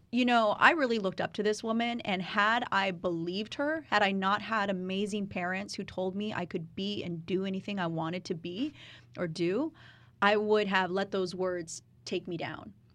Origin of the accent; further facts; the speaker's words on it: Riverside, California, United States; now in Los Angeles, United States; I was born and raised in Riverside